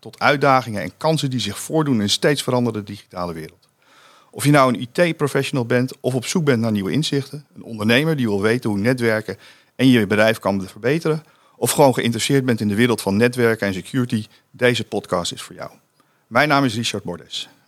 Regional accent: South Africa; Dutch is a second language; Ik ben een Zuid-Afrikaan

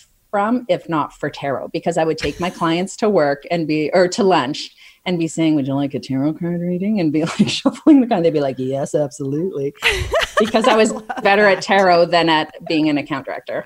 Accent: Calgary, Alberta, Canada; now in Toronto, Canada; I grew up in Calgary

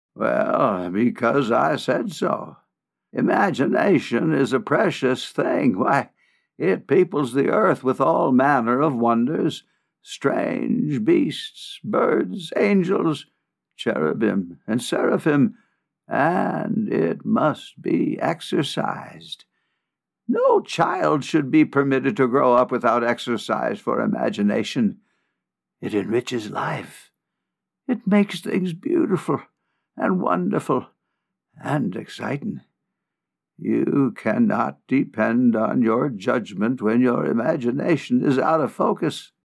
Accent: Sheboygan, Wisconsin, United States; moved away as an adult; also born or lived in Omaha; now in Colorado, United States; Born and raised in Sheboygan, Wisconsin

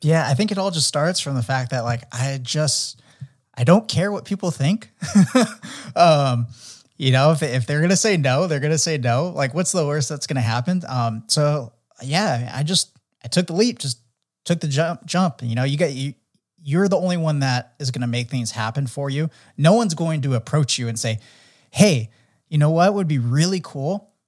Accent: San Diego, California, United States; growing up in San Diego, really into action sports

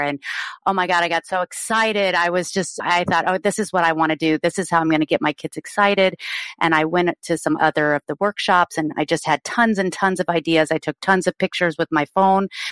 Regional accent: Colorado, United States; moved away as an adult; now in San Diego, United States; I grew up in Colorado and moved here in my thirties

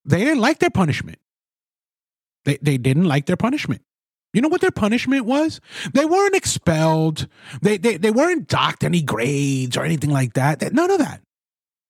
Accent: New York City, New York, United States; I'm a Spanish kid born and raised in the Bronx, New York.

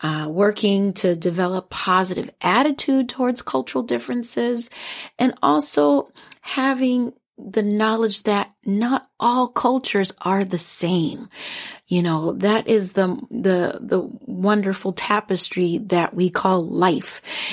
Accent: Minnesota, United States; I am a proud immigrant Liberian American woman, and although I grew up here in the Twin Cities area, I still identify Liberian.

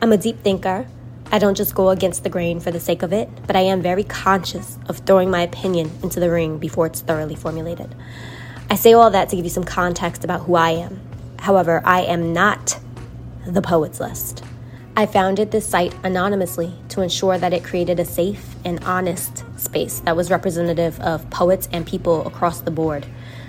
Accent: New York City, New York, United States; I'm an African-American woman born and raised in Brooklyn, New York

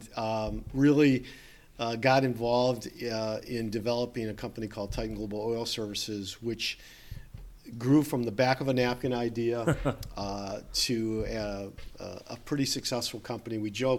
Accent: St. Clair Shores, Michigan, United States; also born or lived in Grosse Pointe; I was born in Grosse Pointe. I grew up in St. Clair Shores. As you mentioned, I'm a local boy.

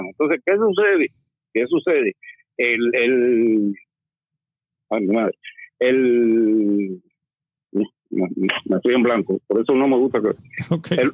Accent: Cuba; Más nada, se acabó porque somos cubanos.

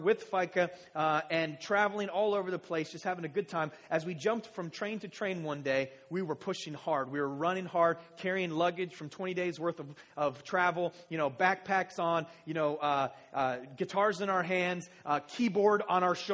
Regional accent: United States; I'm American

